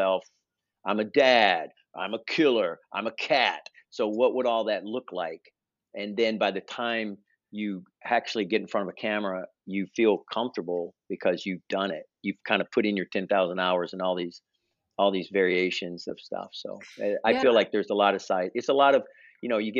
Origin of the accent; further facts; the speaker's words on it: Memphis, Tennessee, United States; moved away as an adult; now in New York, United States; I was born in Memphis